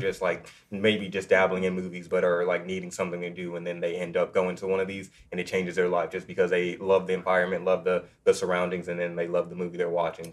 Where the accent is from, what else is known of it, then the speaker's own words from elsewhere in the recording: Austin, Texas, United States; moved away; I'm originally from Austin, Texas, so I grew up